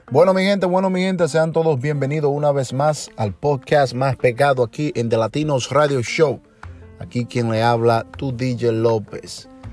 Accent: Montellano, Puerto Plata, Dominican Republic; moved away; nací en República Dominicana, en Montellano, Puerto Plata, en la zona norte, donde desde mi niñez estuve

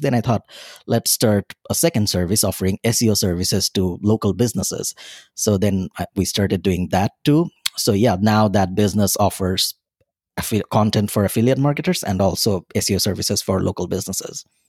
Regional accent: Bangladesh; moved away as an adult; now in Dublin, Ireland; I'm originally from Bangladesh, a small country in South Asia, right beside India

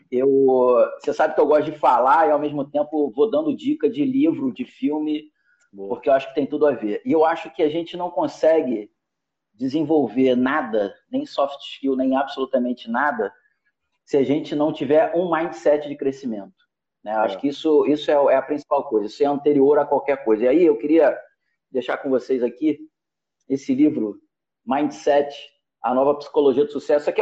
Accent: Rio de Janeiro, Brazil; carioca, eu costumo dizer que a minha

